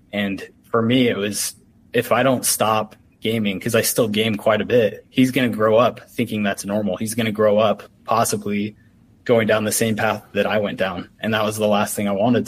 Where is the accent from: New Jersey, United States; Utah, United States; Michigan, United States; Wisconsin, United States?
Utah, United States; I'm from Utah